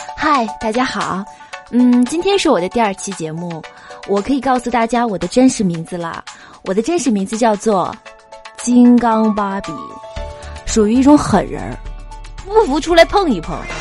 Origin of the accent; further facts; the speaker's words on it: Northeast China, China; 我们东北话